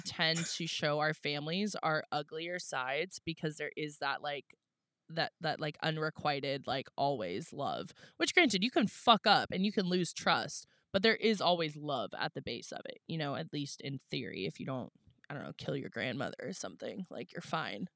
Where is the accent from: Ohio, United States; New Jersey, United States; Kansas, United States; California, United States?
California, United States; La Honda; now in San Diego, United States; coming like to my hometown